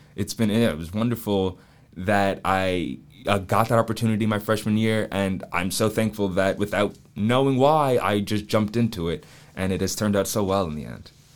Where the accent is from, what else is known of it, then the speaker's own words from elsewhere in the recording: Atlanta, Georgia, United States; now in Charleston, United States; I went to the Waldorf School of Atlanta, which is this small private school in Atlanta